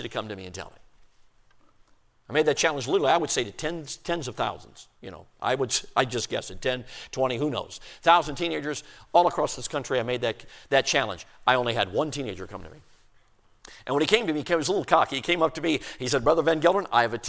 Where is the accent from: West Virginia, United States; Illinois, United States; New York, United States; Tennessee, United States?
Illinois, United States; Chicago; also born or lived in Durango, Colorado; we moved from Durango, Colorado when I was 6 years old and moved to Chicago, Illinois. I'm talking city limits, South Side, Marquette Park